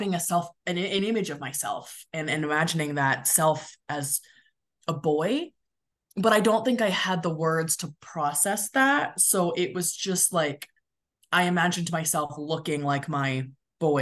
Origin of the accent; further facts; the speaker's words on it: California, United States; also born or lived in Midwest; now in Denver, United States; I grew up in California